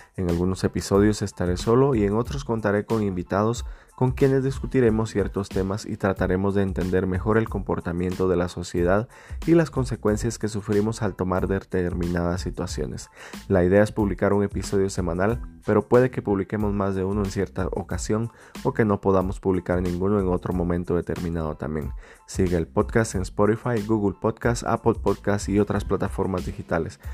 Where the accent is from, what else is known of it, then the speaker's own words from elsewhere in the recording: Guatemala; now in United States; soy un guatemalteco viviendo en Estados Unidos